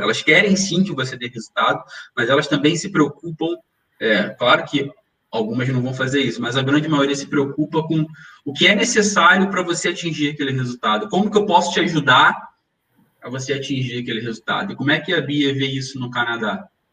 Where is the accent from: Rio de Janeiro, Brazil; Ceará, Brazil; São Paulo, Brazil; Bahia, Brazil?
Rio de Janeiro, Brazil; moved away as an adult; now in Lisbon, Portugal; Nós que somos carioca